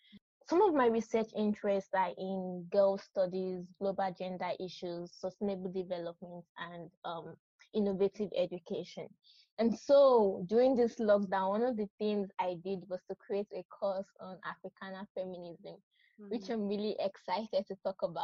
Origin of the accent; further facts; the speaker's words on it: Nigeria; now in California, United States; And I'm from Nigeria, and I currently live in California.